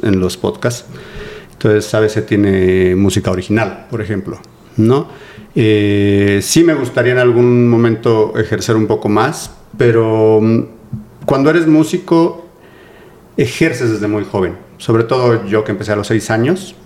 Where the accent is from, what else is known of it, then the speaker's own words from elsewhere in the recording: Mexico City, Mexico; soy de aquí de la Ciudad de México, de Coyoacán. Toda mi vida he vivido y he estudiado en Coyoacán